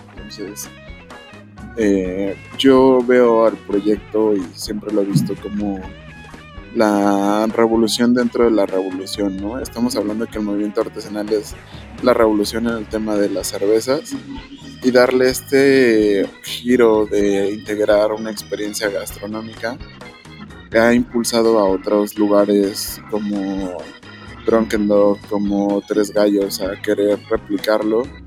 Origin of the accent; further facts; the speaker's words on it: Mexico; porque si somos mexicanos, porque si hablamos el español